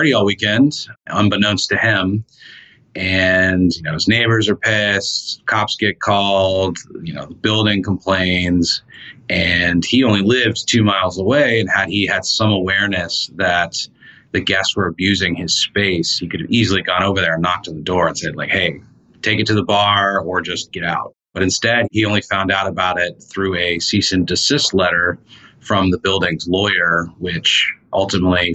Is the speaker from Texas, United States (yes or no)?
yes; Austin, Texas, United States; now in Dallas, United States; But I grew up in Austin, which has its own startup culture. And so moving to Dallas was kind of a shock.